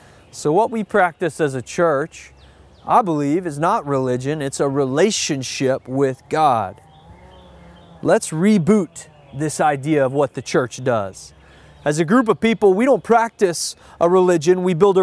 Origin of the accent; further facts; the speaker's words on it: the South, United States; I had a lot of those feelings growing up in the Deep South in a traditional Christian environment.